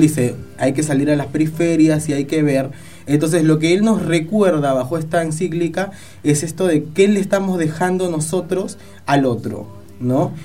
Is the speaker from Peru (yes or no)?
yes; Peru; now in Argentina; yo soy peruano, nosotros celebramos otro día